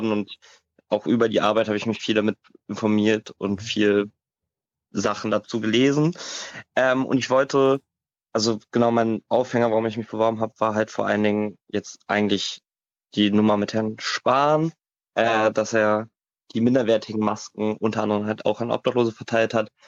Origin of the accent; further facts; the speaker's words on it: Hamburg, Germany; ich komme aus Hamburg, ich bin 19 Jahre alt